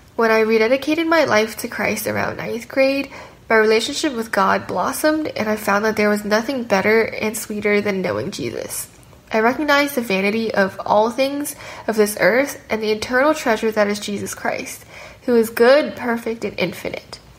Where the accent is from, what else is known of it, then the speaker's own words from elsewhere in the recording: Hong Kong; I was, by sponsorship, able to keep going to an international school in Hong Kong, my hometown